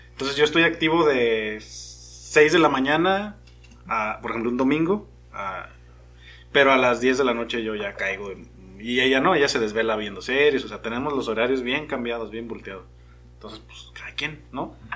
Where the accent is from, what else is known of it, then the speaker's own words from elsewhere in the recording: Mexico; yo soy como el mexicano promedio